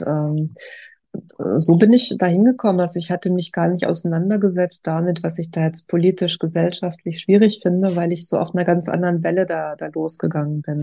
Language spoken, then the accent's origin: German; Germany; als Deutsche